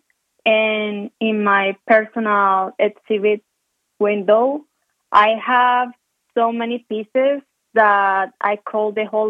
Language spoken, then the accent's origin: English; Colombia; English is a second language; moved away as an adult; now in Calgary, Canada; I was born in Colombia, and in the city where I grew up, we don't have seasons